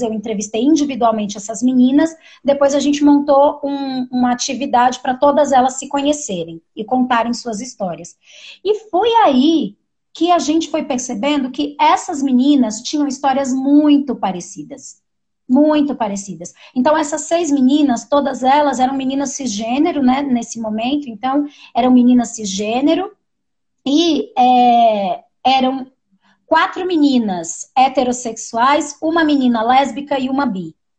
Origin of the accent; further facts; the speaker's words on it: São Paulo, Brazil; also born or lived in Montanha, Espírito Santo / São João do Sobrado, Espírito Santo; Depois a gente foi morar numa ocupação que tem aqui no nosso território também, que é onde meus pais moram até hoje. E nessa ocupação foi onde eu cresci